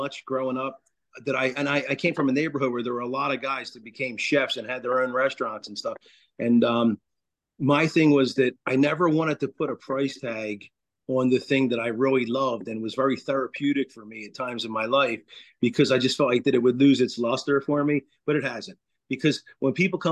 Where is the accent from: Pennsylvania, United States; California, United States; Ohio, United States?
Pennsylvania, United States; Philadelphia; now in Philipsburg, United States; back in Philadelphia, I grew up in Overbrook section